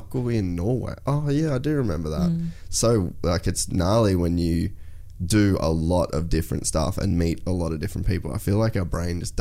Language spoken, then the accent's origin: English; Cairns, Queensland, Australia; accent: thick Australian; I've got a pretty thick Australian accent, like, because we're from Cairns